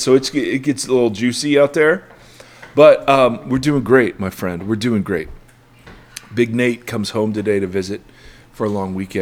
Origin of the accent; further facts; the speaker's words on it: Midwest, United States; moved away; I grew up in the Midwest, so we talk about the weather.